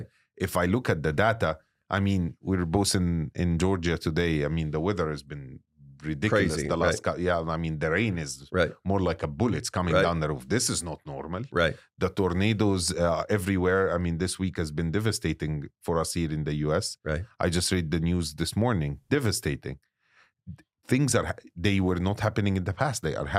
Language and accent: English; Egypt; And as Egyptian, you know, I was very proud that my home country is hosting it.